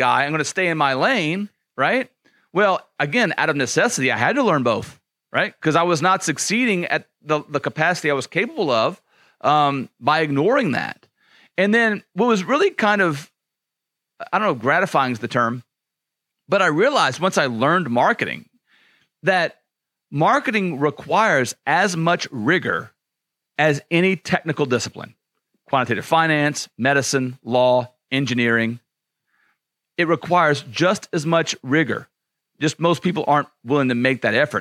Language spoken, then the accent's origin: English; Louisiana, United States; I grew up in Louisiana